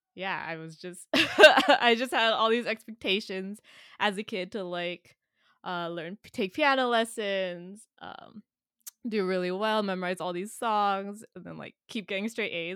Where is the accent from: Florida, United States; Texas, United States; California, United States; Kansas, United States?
California, United States; San Jose; now in New York, United States; I'm from San Jose, California, in the Bay Area